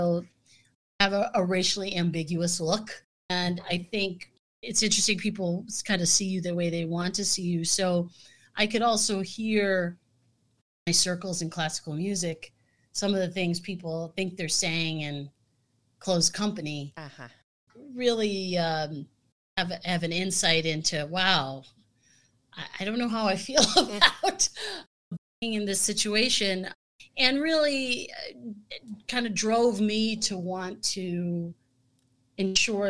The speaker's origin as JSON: {"language": "English", "town": "Scranton", "region": "Pennsylvania", "country": "United States", "tie": "born or raised there", "also_born_or_lived": "Midwest", "moved": "yes", "lives_now": "Milwaukee, United States", "said": "where I grew up in Scranton, Pennsylvania"}